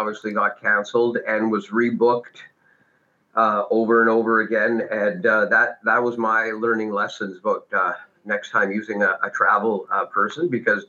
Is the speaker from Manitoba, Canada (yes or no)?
no; Prince Rupert, British Columbia, Canada; I'm in Prince Rupert, British Columbia, which is right on the coast, just south of Alaska. We can see Ketchikan from my hometown. We're a community of about 15,000 people.